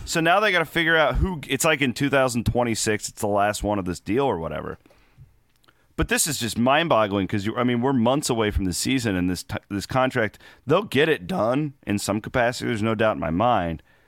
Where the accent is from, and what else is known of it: United States